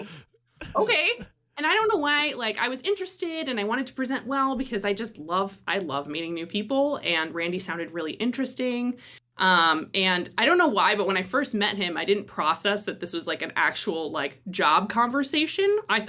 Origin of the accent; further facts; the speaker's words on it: Midwest, United States; I come originally from the Midwest.